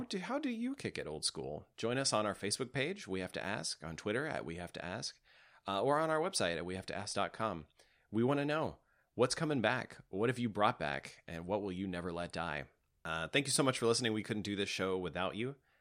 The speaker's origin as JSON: {"language": "English", "region": "Tennessee", "country": "United States", "tie": "born or raised there", "said": "growing up in Tennessee"}